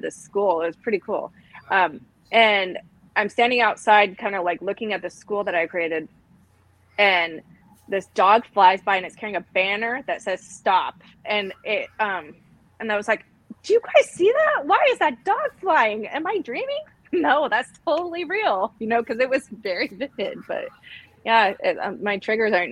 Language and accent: English; Nevada, United States; I grew up in Nevada